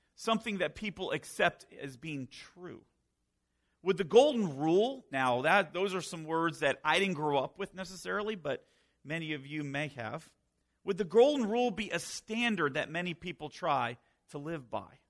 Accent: Northern Virginia, United States; moved away as an adult; also born or lived in Florida / Minnesota / Maryland; now in Pennsylvania, United States; I was born and raised in Virginia, Northern Virginia

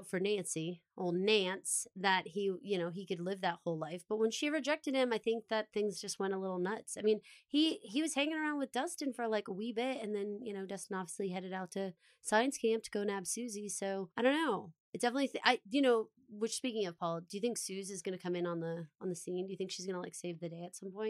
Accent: Australia; But I'm an Aussie girl. Always have been.

